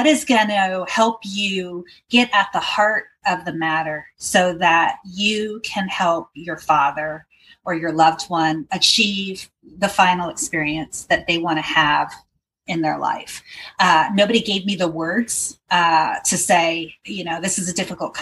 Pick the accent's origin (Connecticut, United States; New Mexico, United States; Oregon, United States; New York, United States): Oregon, United States; Portland; I'm from Portland, Oregon, and I have a company called Caregiven